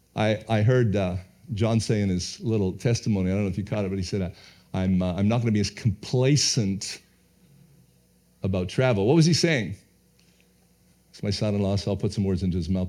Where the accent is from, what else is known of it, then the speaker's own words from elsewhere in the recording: Canada; being a Canadian